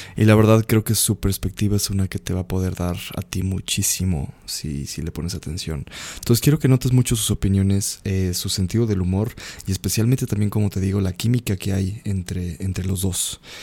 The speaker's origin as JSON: {"language": "Spanish", "country": "Mexico", "said": "Y a nosotros que somos de... Es otra cultura México también."}